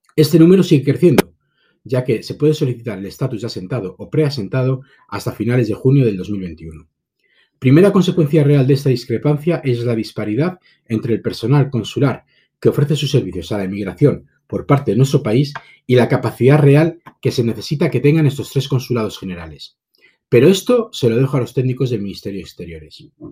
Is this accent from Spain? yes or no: yes; Spain; now in United Kingdom; ciudadanos españoles viviendo en Reino Unido